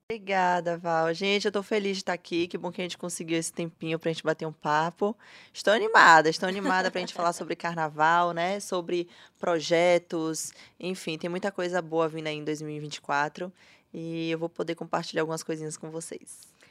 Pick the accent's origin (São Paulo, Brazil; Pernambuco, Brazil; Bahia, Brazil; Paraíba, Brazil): Bahia, Brazil; Salvador; Eu sou nascida e criada em Salvador.